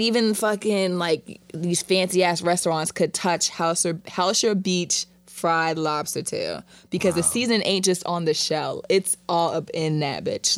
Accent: Jamaica; I'm Caribbean, I'm Jamaican.

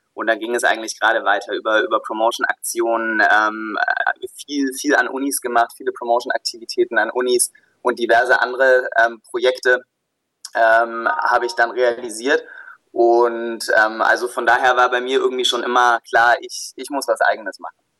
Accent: Southern Germany, Germany; also born or lived in Pforzheim / Stuttgart; ich komme aus dem Süden der Republik

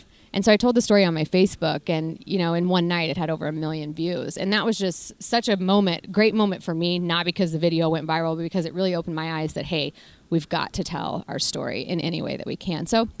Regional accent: Kansas, United States; now in Texas, United States; Yeah, so I grew up, my mom and dad, we had a small cow-calf operation. My grandparents have a large cow-calf operation in the Flint Hills of Kansas.

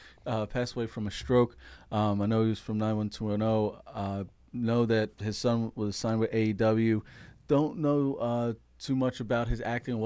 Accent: Northeast, United States; we're from the Northeast

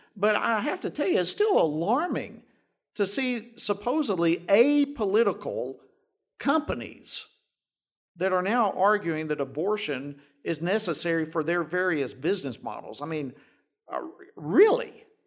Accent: Georgia, United States; My home state of Georgia

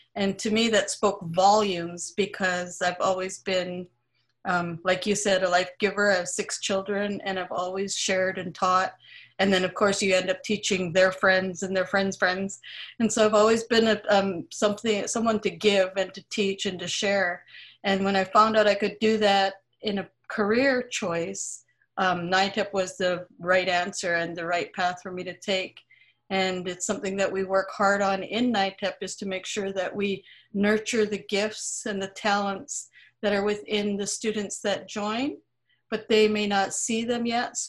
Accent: Vancouver, British Columbia, Canada; I'm from the Musqueam Band here, um, where UBC actually sits

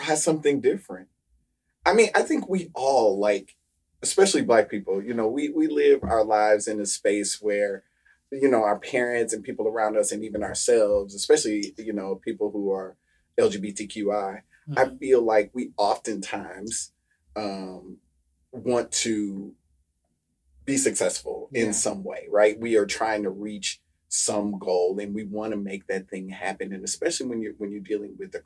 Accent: Midwest, United States; moved away as an adult; now in Philadelphia, United States; I'm from the Midwest

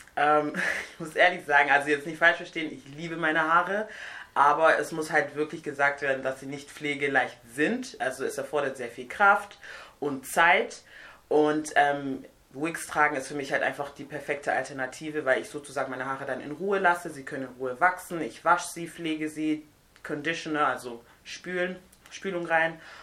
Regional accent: Nigeria; moved away; also born or lived in Siegen, Germany; Ich komme aus Nigeria ursprünglich

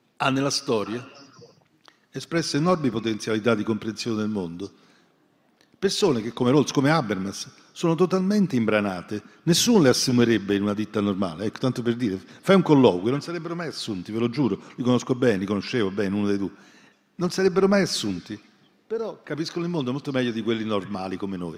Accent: Naples, Campania, Italy; Io sono, natura, sono napoletano

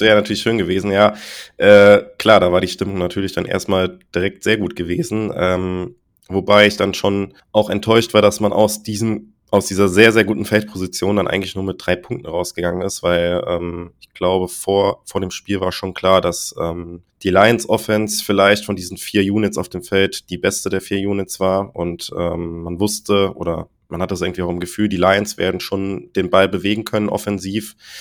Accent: Germany; weil wir da als Deutsche vor ihm standen

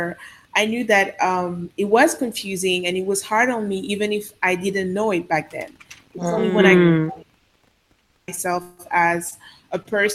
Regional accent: Côte d’Ivoire; first language Sango; English is a second language; also born or lived in Paris, France; now in Dakar, Senegal; I was born in Paris, but I grew up in Côte d'Ivoire for the most part of my life before going back to Paris again.

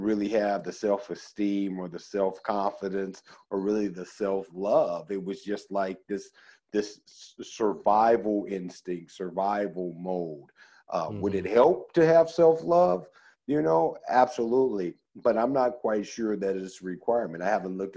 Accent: Oakland, California, United States; also born or lived in Chicago, Illinois; I was born in Chicago and born on the south side of Chicago. And even though I moved to Oakland at a fairly young age, at 7

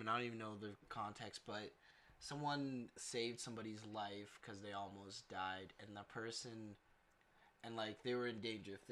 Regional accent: Canada; I'm Canadian

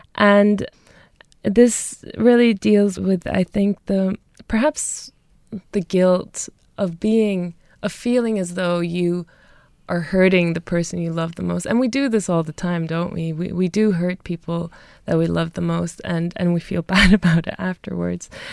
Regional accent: Munich, Bavaria, Germany; moved away as an adult; now in Dublin, Ireland; I was born and raised in Germany

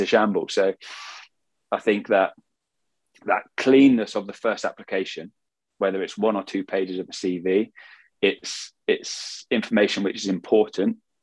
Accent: England, United Kingdom; I'm English, I can speak Swedish

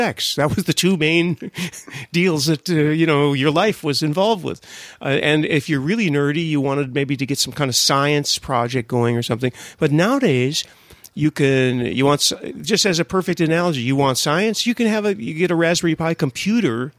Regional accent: United States; I grew up in America, too

